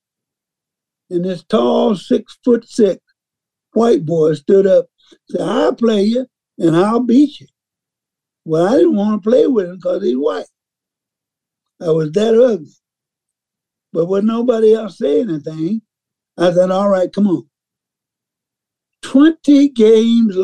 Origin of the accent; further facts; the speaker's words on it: Mississippi, United States; So being that I grew up in Mississippi